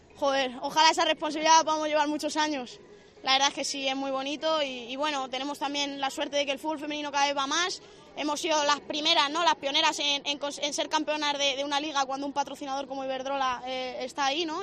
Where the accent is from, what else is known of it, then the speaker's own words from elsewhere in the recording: Madrid, Community of Madrid, Spain; yo soy de Madrid